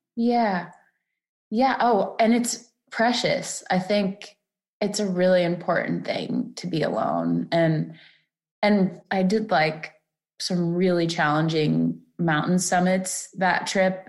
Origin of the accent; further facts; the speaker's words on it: Florida, United States; moved away; I'm from Florida too, originally